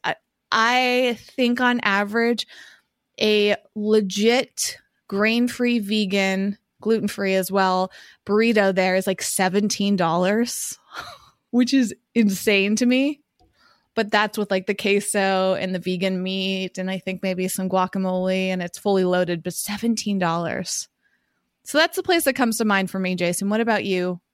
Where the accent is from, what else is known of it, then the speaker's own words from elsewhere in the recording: Massachusetts, United States; moved away as an adult; now in Southern California, United States; when I was growing up in Massachusetts